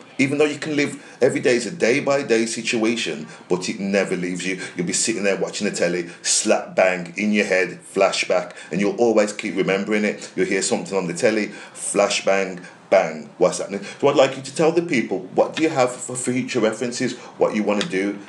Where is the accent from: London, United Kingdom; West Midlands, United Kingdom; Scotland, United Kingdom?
West Midlands, United Kingdom; Birmingham and Wolverhampton; growing up in Birmingham and Wolverhampton